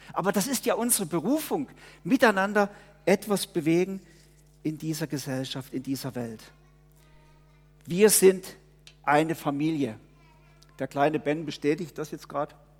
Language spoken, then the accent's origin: German; Germany; born or raised there; now in Murten, Switzerland